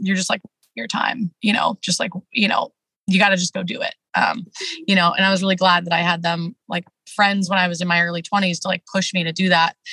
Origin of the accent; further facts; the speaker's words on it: Washington, United States; I'm from the Pacific Northwest. Uh, grew up in a small town in Washington State, rural Washington State